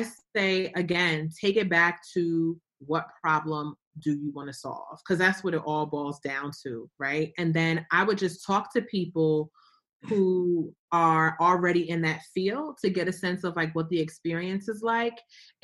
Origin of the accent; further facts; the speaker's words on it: Newark, New Jersey, United States; moved away; also born or lived in Atlanta, Georgia; I grew up in Newark.